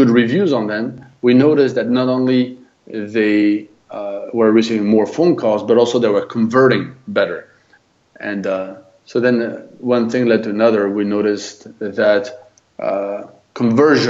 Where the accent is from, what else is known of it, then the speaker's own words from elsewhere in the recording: France; accent: French; English is a second language; moved away as an adult; also born or lived in United States; I'm French, lived in the US for 20 years, and now back in France